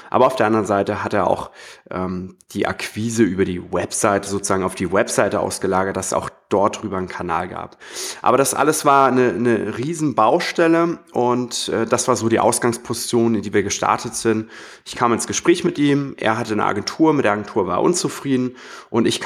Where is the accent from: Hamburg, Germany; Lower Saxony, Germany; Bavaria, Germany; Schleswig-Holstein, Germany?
Hamburg, Germany; ich komme auch aus Hamburg.